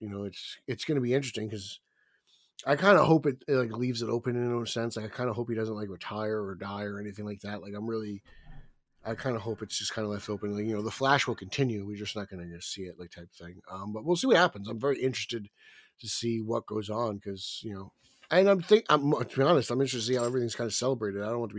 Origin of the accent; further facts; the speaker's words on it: New Jersey, United States; I'm from New Jersey.